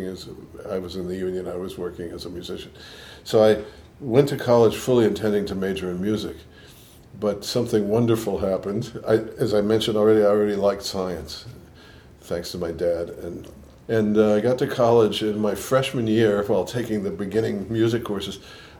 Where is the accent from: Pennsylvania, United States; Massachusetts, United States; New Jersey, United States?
Massachusetts, United States; Boston; accent: New York and Boston; also born or lived in New York; I grew up in Boston. I was born in Boston. I grew up there. I lived in New York for quite a while, and I think I have more New York in my accent than Boston, but there's probably a little bit of both.